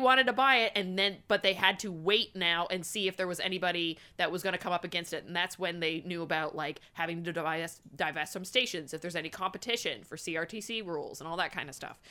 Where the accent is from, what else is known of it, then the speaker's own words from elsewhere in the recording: Canada; I'm Canadian